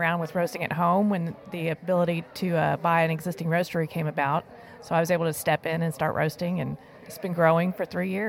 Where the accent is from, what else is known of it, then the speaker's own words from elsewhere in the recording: New Braunfels, Texas, United States; I'm from New Braunfels.